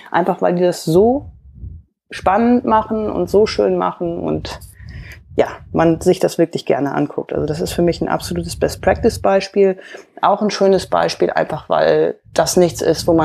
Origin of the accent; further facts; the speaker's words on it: Hamburg, Germany; accent: Hamburg; man hört vielleicht so ein bisschen, ich habe so einen leichten Hamburger Akzent